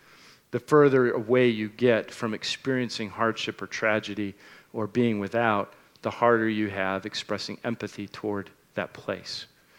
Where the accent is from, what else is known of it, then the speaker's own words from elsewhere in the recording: United States; born there; I was born in America and not in Nigeria, which pretty much made all the difference in the world in the outcome of my life.